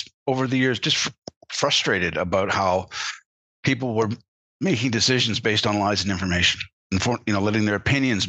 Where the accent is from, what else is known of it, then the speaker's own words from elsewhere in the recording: Canada; As a Canadian, growing up, and I was around American influences all my life. My father worked for an American corporation, you know, American news coming across from Buffalo all the time